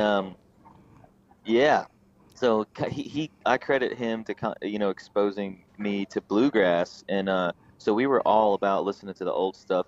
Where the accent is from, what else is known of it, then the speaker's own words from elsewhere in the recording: Raleigh, North Carolina, United States; now in Asheville, United States; I grew up in uh, Raleigh, North Carolina, kind of in the uh, outskirts of Raleigh